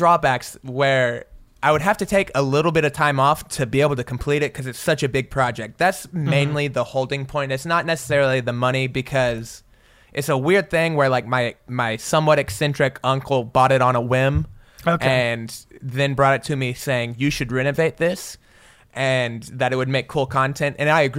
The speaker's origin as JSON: {"language": "English", "region": "Oklahoma", "country": "United States", "said": "They're the Indians. I'm from Oklahoma. It's fitting."}